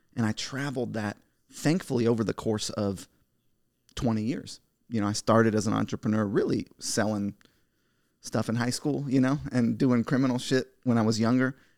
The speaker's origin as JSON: {"language": "English", "country": "United States", "said": "I'm the American dream. My parents came here as immigrants."}